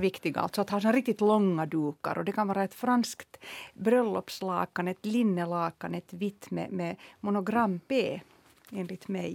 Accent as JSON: {"language": "Swedish", "town": "Helsinki", "region": "Uusimaa", "country": "Finland", "tie": "born or raised there", "said": "Jag är ju uppvuxen på Södra Esperiagatan så jag promenerade alltid med mamma till, till Töletorg"}